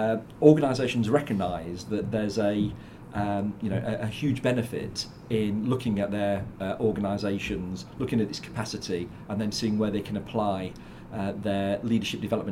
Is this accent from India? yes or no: no; South Africa; now in United Kingdom; I grew up in South Africa